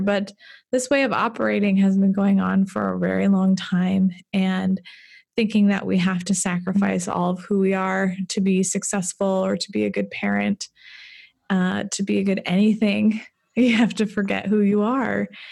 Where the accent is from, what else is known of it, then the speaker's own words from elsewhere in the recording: Fargo, North Dakota, United States; moved away as an adult; I grew up in Fargo, but I moved away for a long time.